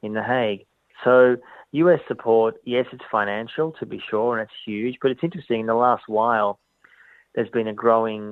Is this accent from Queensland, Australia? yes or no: no; Melbourne, Victoria, Australia; I was brought up in Melbourne as a Jew